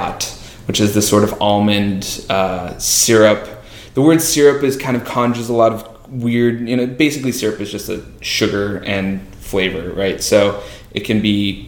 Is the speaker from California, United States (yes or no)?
yes; Marin County, California, United States; moved away as an adult; also born or lived in Indiana; now in Los Angeles, United States; growing up in Marin County, it's like doctors and lawyers